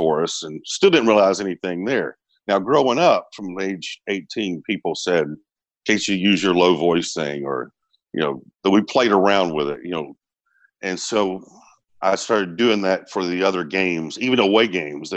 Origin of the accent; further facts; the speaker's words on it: Smyrna, Georgia, United States; I grew up here in Atlanta, well, in Smyrna